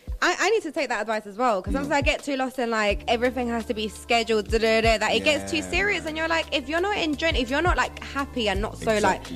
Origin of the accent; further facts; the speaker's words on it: Venezuela; now in London, United Kingdom; I wasn't born in London, you know. I was born in Venezuela.